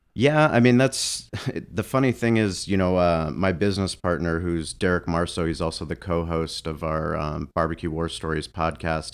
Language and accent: English; San Diego, California, United States; also born or lived in Boulder, Colorado; growing up in San Diego my whole life, we, we have one season